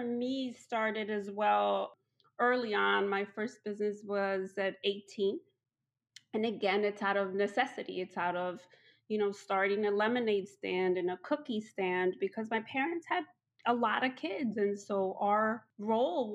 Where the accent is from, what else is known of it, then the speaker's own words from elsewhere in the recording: Chicago, Illinois, United States; English is a second language; also born or lived in Mexico; I'm a Mexicana, Latina. I came to the United States as a kid. My parents brought us over, and we lived in Chicago. So I grew up in Chicago